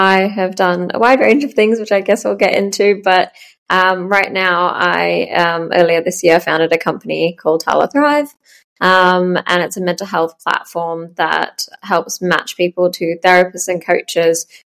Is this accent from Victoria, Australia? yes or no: yes; Melbourne, Victoria, Australia; moved away as an adult; also born or lived in Sweden; I'm born and raised in Melbourne. But lived in seven countries now.